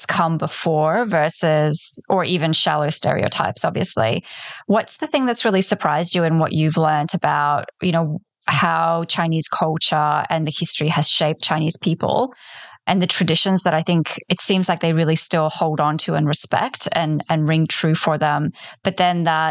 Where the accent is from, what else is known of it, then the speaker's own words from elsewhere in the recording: Poland; first language Polish; English is a second language; moved away; I was born in Poland, you know, I speak Polish and I was raised in that way.